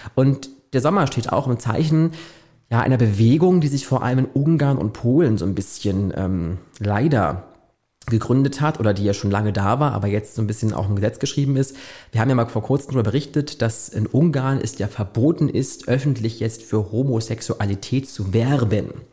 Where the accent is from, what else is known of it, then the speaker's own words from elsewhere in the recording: Germany; bei uns in Deutschland